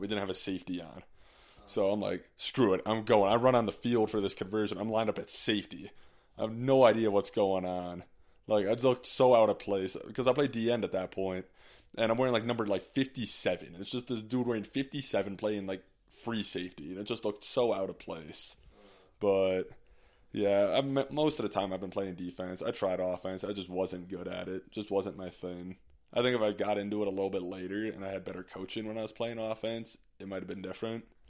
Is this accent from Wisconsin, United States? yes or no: yes; Green Bay, Wisconsin, United States; moved away; also born or lived in Park City; Growing up in Green Bay